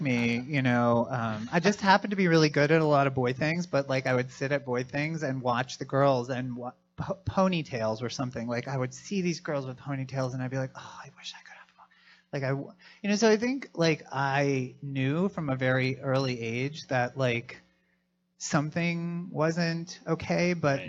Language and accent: English; Philadelphia, Pennsylvania, United States; I'm from Philadelphia.